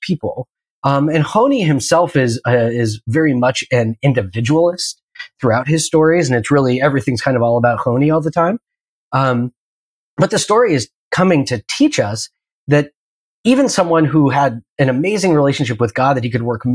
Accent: Pacific Northwest, United States; I grew up in the Pacific Northwest, and primarily in the 90s

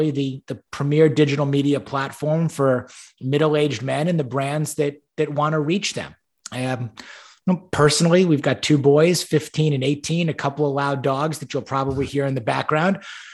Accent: Great Neck, New York, United States; moved away as an adult; also born or lived in Ann Arbor, Michigan; now in Houston, United States; I was born and raised on Long Island in New York, a town called Great Neck

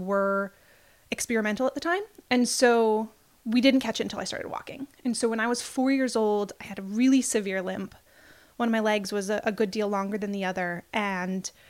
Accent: California, United States; moved away as an adult; now in Portland, United States; I grew up in California, been living in Portland for about 12 years

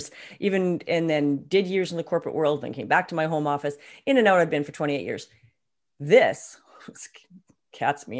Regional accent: Canada; I speak the Queen's English because we're Canadian

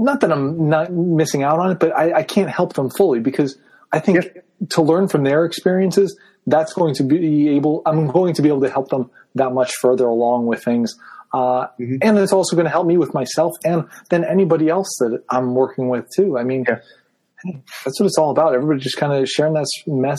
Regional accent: Nazareth, Pennsylvania, United States; now in Easton, United States; I grew up in Nazareth, Pennsylvania. I live in Easton now

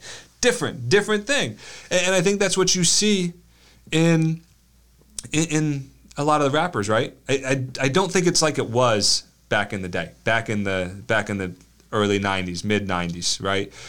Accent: United States; we're American

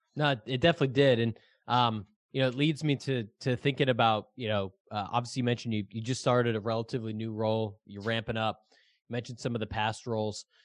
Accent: Boston, Massachusetts, United States; I'm from Boston

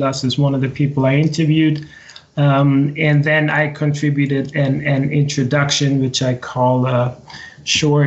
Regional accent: Austria; moved away as an adult; also born or lived in United States; now in Sweden; I grew up in the center of Europe in Austria.

